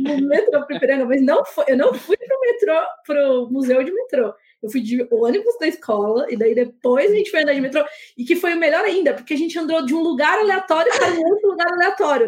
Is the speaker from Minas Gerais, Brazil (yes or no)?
no; Campinas, São Paulo, Brazil; now in Paulínia, Brazil; eu moro agora em Paulínia, né? Que é uma cidade pequena e tudo, mas eu sou de Campinas